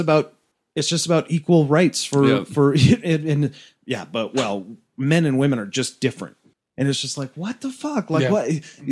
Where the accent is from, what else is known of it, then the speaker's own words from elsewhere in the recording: Boston, Massachusetts, United States; now in Utah County, United States; I live in Utah County and, you know, I mean, I'm from Boston originally